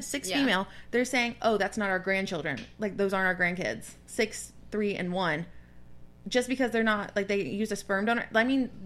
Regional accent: the South, United States; growing up in the South, we have family that have beliefs that we don't necessarily agree

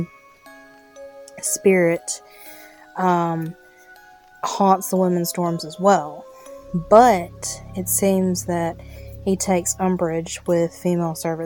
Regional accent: Mississippi, United States; This is from my home state.

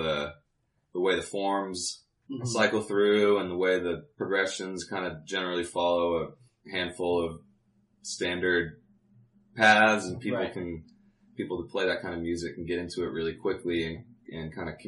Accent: Plano, Texas, United States; also born or lived in Los Angeles, California; I'm from Los Angeles originally. I did most of my growing up in Plano

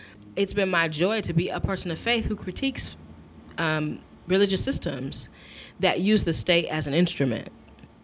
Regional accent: Michigan, United States; my home state of Michigan

